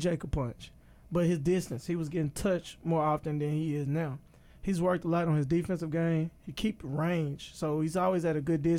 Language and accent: English; Dallas, Texas, United States; I'm from Oak Cliff